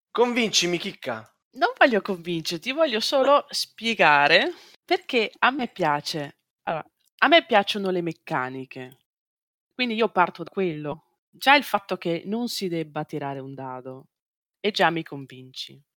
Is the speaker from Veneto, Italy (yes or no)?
yes; Veneto, Italy; Beh, io vengo dalla Valpolicella e noi, a noi piace bere.